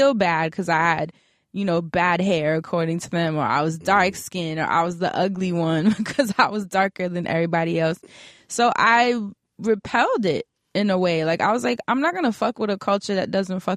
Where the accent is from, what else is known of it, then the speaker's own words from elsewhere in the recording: New York City, New York, United States; I'm from the projects of Harlem